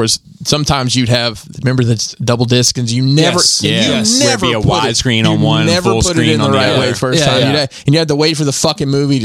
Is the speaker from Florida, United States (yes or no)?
no; Alabama, United States; moved away; back home in Alabama.